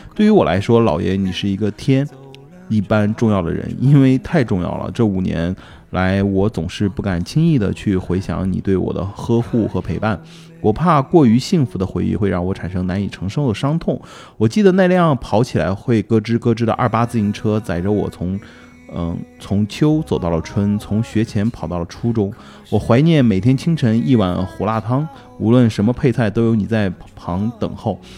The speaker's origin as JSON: {"language": "Chinese", "region": "northern China", "country": "China", "said": "我作为一个北方人，肯定没问题。"}